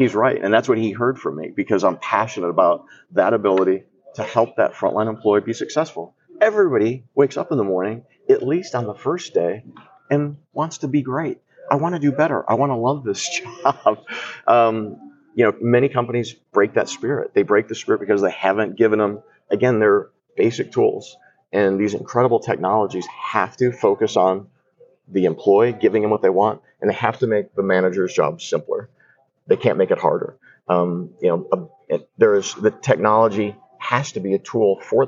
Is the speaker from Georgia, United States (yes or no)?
yes; Atlanta, Georgia, United States; I come from Atlanta, and we're the home of Chick-fil-A.